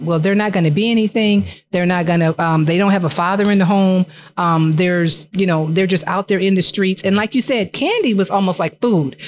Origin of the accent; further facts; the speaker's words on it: Joliet, Illinois, United States; We're from the Hill as well